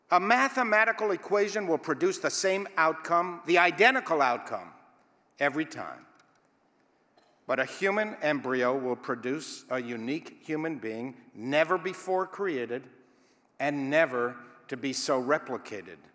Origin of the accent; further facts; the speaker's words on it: Israel; It was and still is the central message that I was taught as a youth growing up in Israel.